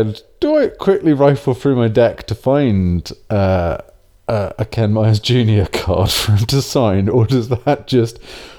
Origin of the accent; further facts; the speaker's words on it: England, United Kingdom; being English